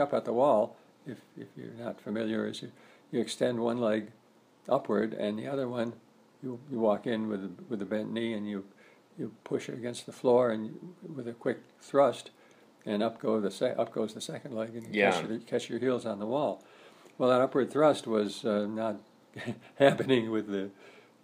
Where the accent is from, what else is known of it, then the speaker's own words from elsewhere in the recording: Colorado, United States; also born or lived in Tucson, Arizona; when Carolyn and I moved away from Tucson back to our home state of Colorado